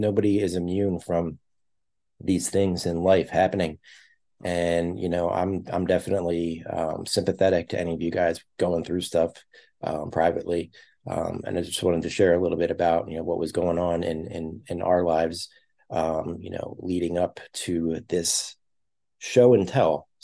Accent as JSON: {"language": "English", "town": "Philadelphia", "region": "Pennsylvania", "country": "United States", "said": "I'm from Philadelphia, or at least the suburbs of Philadelphia"}